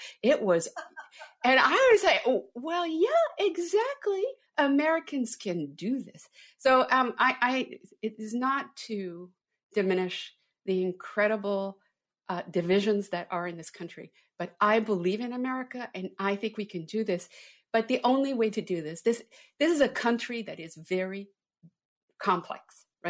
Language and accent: English; Canada; now in United States; I'm an immigrant. I came from Canada. I wanted to come here since I was a little girl.